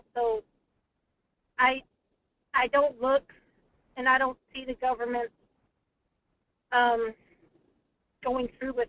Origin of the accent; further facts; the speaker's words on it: South Dakota, United States; When I moved up here, I came from South Dakota, more specifically the Black Hills, where Lee Deadwood is.